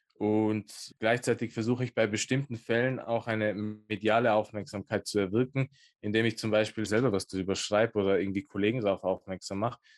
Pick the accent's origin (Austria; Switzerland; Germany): Austria; Innsbruck, Tyrol; born or raised there